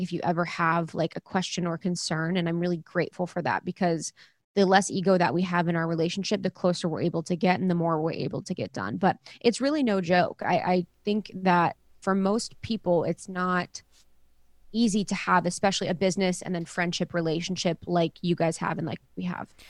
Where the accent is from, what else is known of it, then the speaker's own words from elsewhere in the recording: Ohio, United States; moved away; I am someone that is a spiritual seeker. I grew up in Ohio, really small town